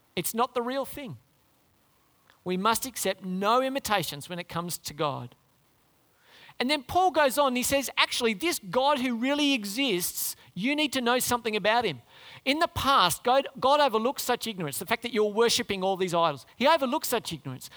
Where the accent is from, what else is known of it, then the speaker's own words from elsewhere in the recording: Canberra, Australian Capital Territory, Australia; moved away; I grew up in Canberra